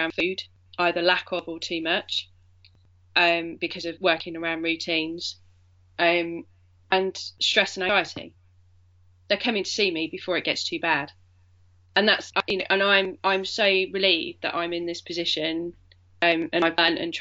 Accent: Yorkshire and the Humber, United Kingdom; I was born in Yorkshire.

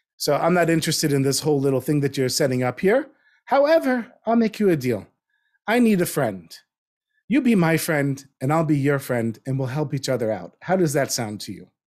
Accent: North Miami Beach, Florida, United States; moved away as an adult; also born or lived in New Jersey; I grew up in North Miami Beach

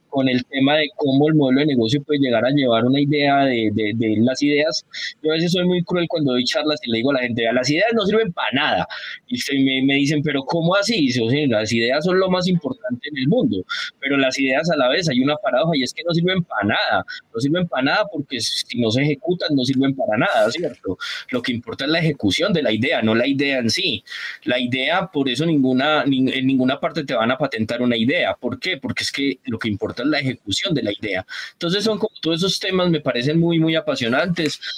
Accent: San Andrés, San Andrés, Providencia and Santa Catalina, Colombia; moved away; also born or lived in Antioquia; yo me considero también sanandresano porque yo me crié en San Andrés, en la isla

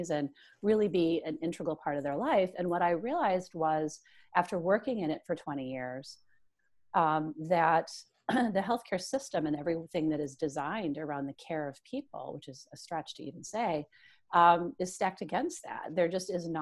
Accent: Midwest, United States; I'm this Midwesterner with, you know, three children

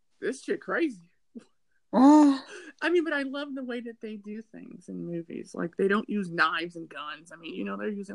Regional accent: United States; Me being African American, and I come from a very eclectic family

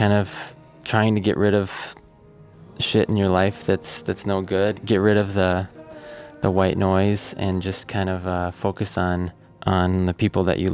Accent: Wisconsin, United States; growing up in Wisconsin

